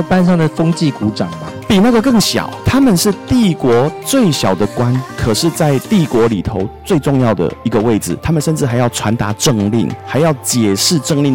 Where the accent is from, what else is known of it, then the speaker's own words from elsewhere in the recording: Taiwan; 我觉得就是我们台湾人最美的地方